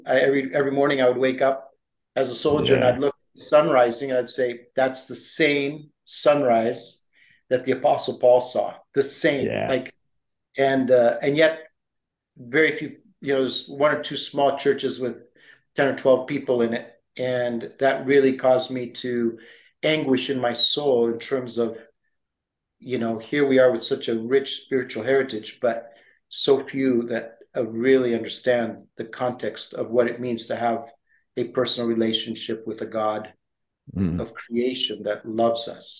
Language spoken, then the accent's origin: English; Papua, Indonesia; moved away; also born or lived in Philadelphia; But I was born in Philadelphia as my parents were on their way to New Guinea in 1962. So now you know my age as well. And at age 6 months, I was inducted into the world of mission, and it was a primitive location in what today is known as Papua